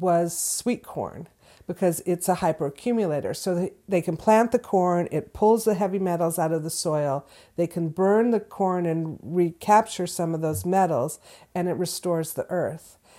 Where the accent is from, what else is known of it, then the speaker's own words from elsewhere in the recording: Southern California, United States; moved away as an adult; now in Florence, Massachusetts, United States; I'm originally from Southern California, so this is a long way from where I was born